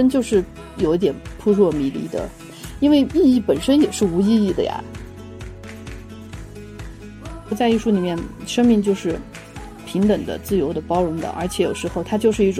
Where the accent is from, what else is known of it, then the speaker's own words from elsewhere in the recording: Yunnan, China; also born or lived in Shanghai; 然后我是云南人